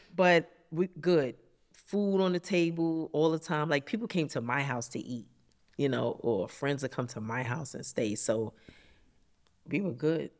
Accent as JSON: {"language": "English", "town": "New York City", "region": "New York", "country": "United States", "tie": "born or raised there", "said": "I grew up in Harlem"}